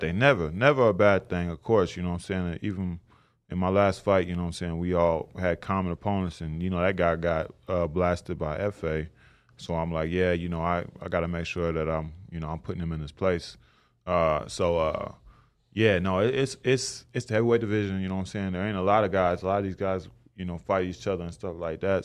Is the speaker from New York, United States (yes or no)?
no; Tulsa, Oklahoma, United States; I'm from Tulsa, Oklahoma.